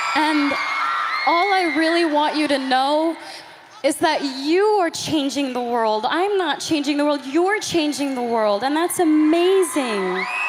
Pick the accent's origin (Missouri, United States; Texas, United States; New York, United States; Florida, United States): Texas, United States; Grand Prairie; I'm from Grand Prairie, Texas